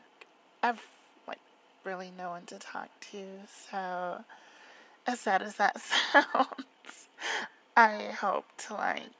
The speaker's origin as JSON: {"language": "English", "region": "Florida", "country": "United States", "tie": "born or raised there", "said": "I was born and raised in Florida"}